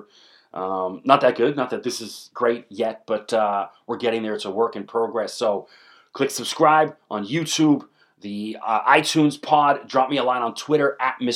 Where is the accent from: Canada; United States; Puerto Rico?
Canada; I'm Canadian. I'm not American